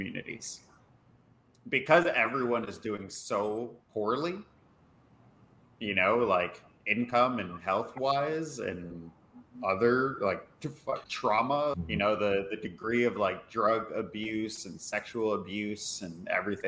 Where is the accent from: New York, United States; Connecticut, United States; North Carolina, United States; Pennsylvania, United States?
New York, United States; I'm born and raised in New York. I am a Puerto Rican gentleman, Caribbean